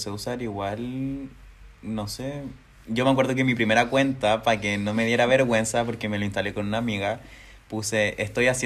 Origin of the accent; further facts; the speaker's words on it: Yungay, Ñuble, Chile; moved away; also born or lived in Santiago / Concepción; Yo estaba en, en mi pueblo Yungay.